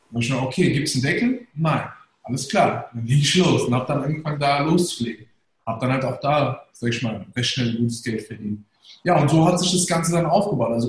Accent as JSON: {"language": "German", "country": "Germany", "tie": "born there", "said": "also ich bin gebürtiger Deutscher, Sieht man ja. Deutscher."}